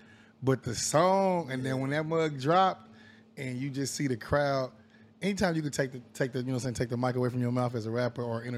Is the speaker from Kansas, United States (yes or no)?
yes; Wyandotte County, Kansas, United States; I'm from Wyandotte County originally.